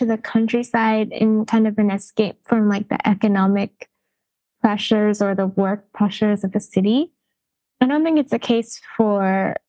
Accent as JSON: {"language": "English", "town": "Vancouver", "region": "British Columbia", "country": "Canada", "tie": "born or raised there", "moved": "as an adult", "lives_now": "Kamikatsu, Japan", "said": "But I grew up in Canada and I grew up in Vancouver where it was just so multicultural"}